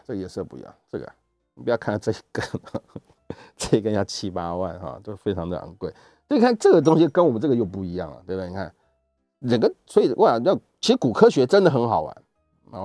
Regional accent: Taiwan; 我们台湾是可以

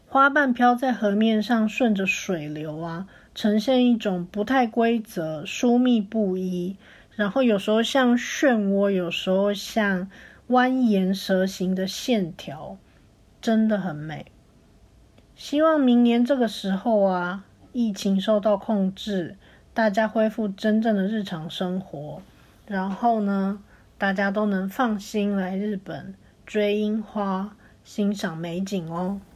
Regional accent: Taipei, Taiwan; now in Tokyo, Japan; 我来自台北，现在住在日本的东京

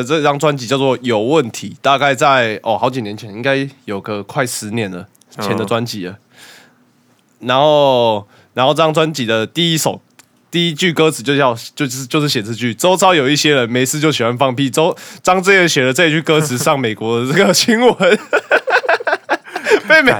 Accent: Taiwan; 就是反过来想说，其实我们台湾人奴性比较强啊。

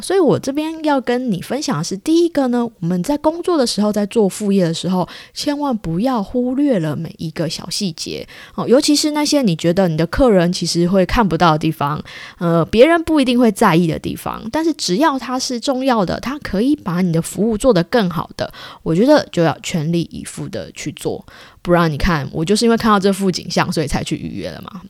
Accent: Taiwan; now in Japan; 我是从台湾来的

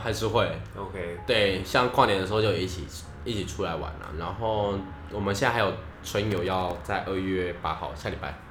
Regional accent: Yilan, Yilan County, Taiwan; now in Taipei, Taiwan; 我老家在宜兰

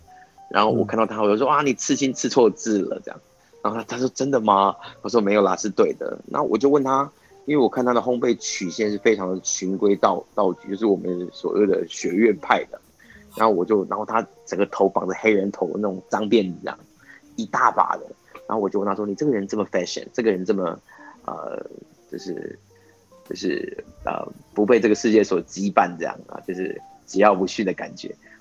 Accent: Taiwan; 我我就是台湾人其实有点保守哦，其实嗯不太敢去做这件事

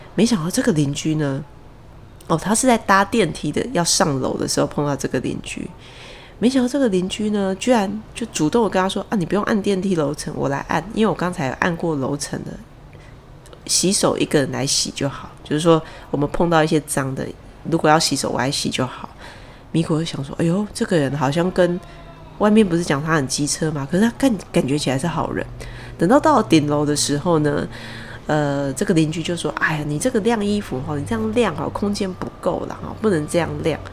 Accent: Taichung, Taiwan; 像我是台中人

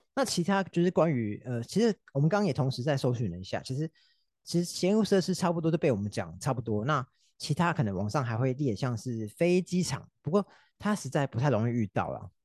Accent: Taipei, Taiwan; 像我们台北因为可能稍微比较拥挤啊

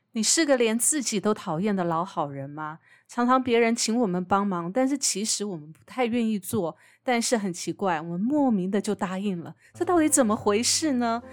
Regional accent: Taiwan; 我们台湾人也被养成了一种，那种温良恭俭让的

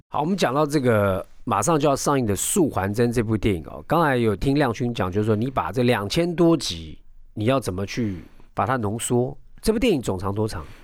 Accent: Taiwan; 我是外省二代

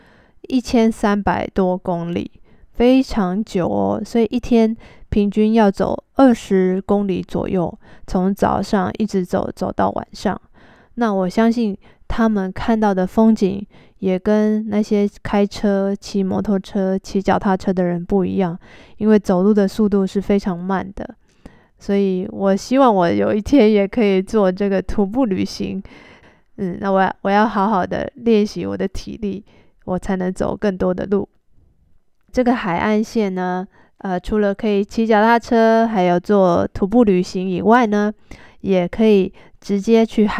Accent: Taiwan; 虽然我是台湾人，但是其实我对他们的文化也不太了解，我也不会说他们的语言，我也听不懂。

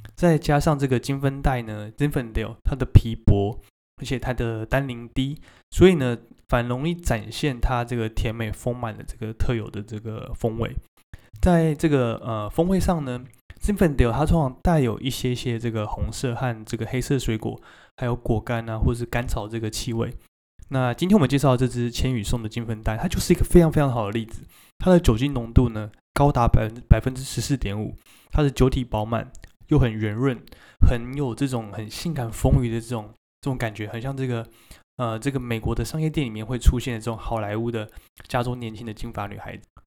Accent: Taiwan; 我们台湾人喜欢的这个口感

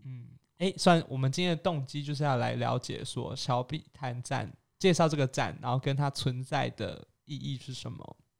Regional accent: Kaohsiung, Taiwan; 我自己身为高雄人

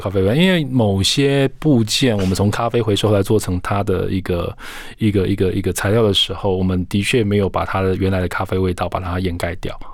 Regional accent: Taiwan; 我们台湾人做这样的一个鞋子产业

